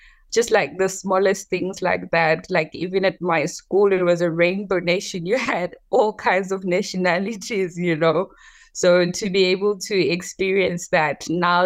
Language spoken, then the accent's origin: English; Johannesburg, Gauteng, South Africa; also born or lived in rural South Africa; Yes, I grew up in South Africa. I was partly raised in the rural parts of South Africa, and then we later moved to Johannesburg.